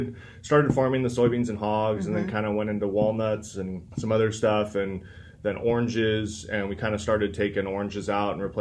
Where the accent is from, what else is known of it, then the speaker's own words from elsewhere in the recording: Ventura County, California, United States; also born or lived in Chico / Monterey / Salinas; I was born and raised here in Ventura County